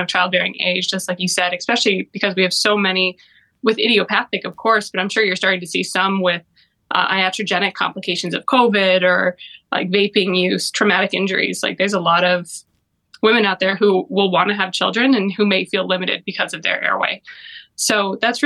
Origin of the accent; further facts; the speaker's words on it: Broomfield, Colorado, United States; moved away as an adult; also born or lived in Kansas City / St. Louis; now in Cleveland, United States; I'm originally from Colorado, a town called Broomfield. It's between Denver and Boulder.